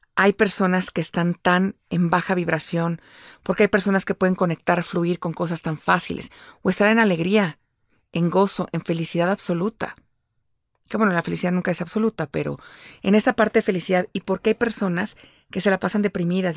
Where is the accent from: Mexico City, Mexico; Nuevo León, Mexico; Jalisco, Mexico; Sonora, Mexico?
Mexico City, Mexico; moved away as an adult; yo nací y crecí en la Ciudad de México, pero ahora vivo fuera de la Ciudad de México